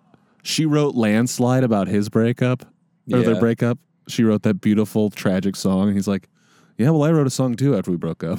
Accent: Wisconsin, United States; born or raised there

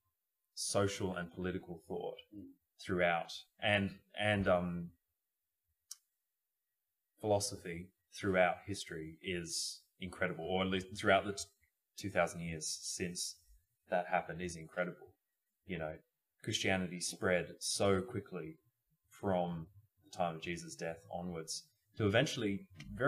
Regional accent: Australia; we're from Australia

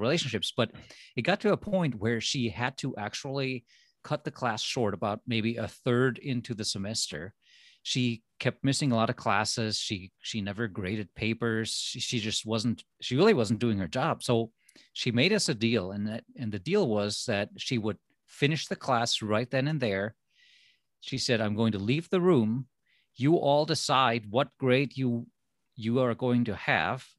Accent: Germany; moved away as an adult; also born or lived in Minnesota, United States; now in United States; I am from Germany. So for me, going to college, well, that was the reason to come to America

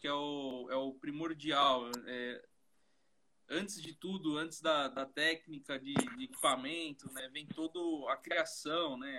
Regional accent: São Caetano do Sul, São Paulo, Brazil; also born or lived in Piauí / Cuiabá; now in Rondonópolis, Brazil; Eu sou de São Paulo. Sou de São Caetano do Sul, do, do ABC

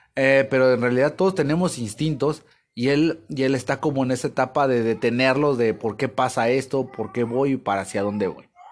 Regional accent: Mexico; pues yo soy mexicano y pues como mexicano

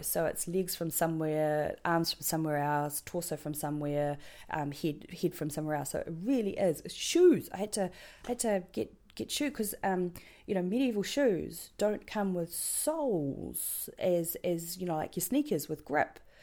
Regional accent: New Zealand; accent: New Zealand; my New Zealand accent's terrible

